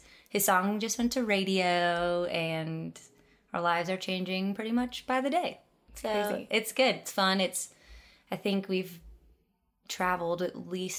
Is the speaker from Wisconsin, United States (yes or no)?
yes; Wisconsin, United States; now in Nashville, United States; I'm originally from Wisconsin, but I've lived in Nashville for 10 years.